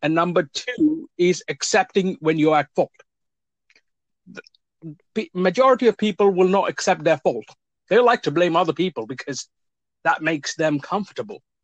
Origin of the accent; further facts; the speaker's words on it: India; now in Cambridge, United Kingdom; I'm originally from India